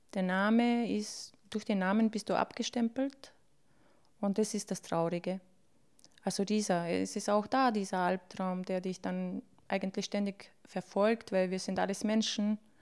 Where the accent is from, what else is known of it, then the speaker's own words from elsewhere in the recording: Bosnia & Herzegovina; now in Austria; ich bin in Bosnien geboren, ja, und es ist wo die Heimat und alles